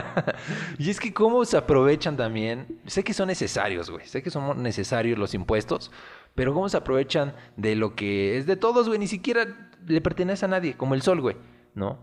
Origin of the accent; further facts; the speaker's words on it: Mexico; aquí ya estamos mezclados